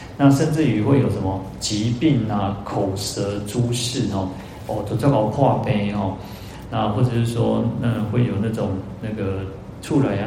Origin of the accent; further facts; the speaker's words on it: Taiwan; accent: Taiwanese Hokkien (Minnan); 我们现在都讲台语